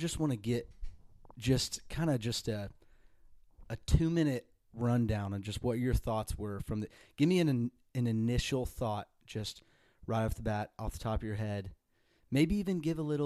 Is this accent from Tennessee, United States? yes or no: yes; Nashville, Tennessee, United States; I am born and raised in Nashville